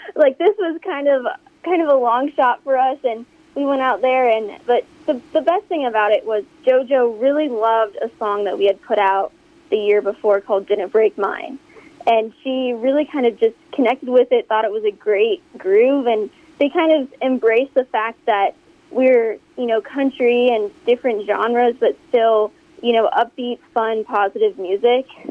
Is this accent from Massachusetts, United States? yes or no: no; Omaha, Nebraska, United States; we're from Omaha, Nebraska, and we're actually here in Nebraska right now.